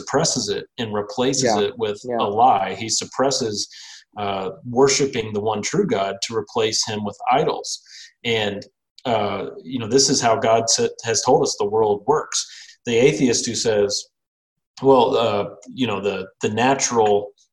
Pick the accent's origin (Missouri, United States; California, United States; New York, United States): Missouri, United States; I'm from Missouri and I don't say anything right naturally.